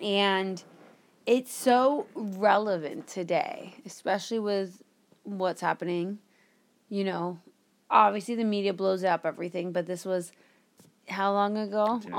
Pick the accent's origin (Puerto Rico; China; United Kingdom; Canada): Canada; I'm Canadian.